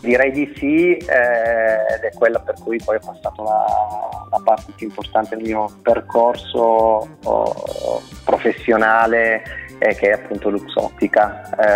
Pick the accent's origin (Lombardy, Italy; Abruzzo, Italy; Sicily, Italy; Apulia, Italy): Sicily, Italy; Caltagirone; moved away as an adult; also born or lived in Milan; dalla mia terra di origine